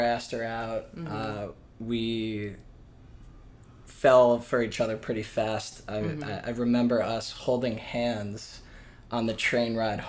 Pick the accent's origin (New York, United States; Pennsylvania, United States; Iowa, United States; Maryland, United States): New York, United States; Commack; also born or lived in Los Angeles; And I grew up in New York, mm-hmm, and I've lived between New York and Los Angeles for the past 30 years.